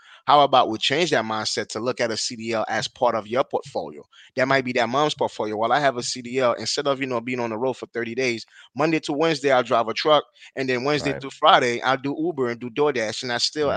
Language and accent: English; Haiti; now in United States; I was born and raised in Haiti